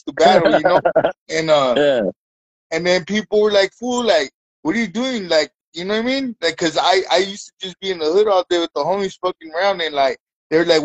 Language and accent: English; Redlands, California, United States; now in Highland, United States; I'm from Redlands, California, right here in the IE, in an empire.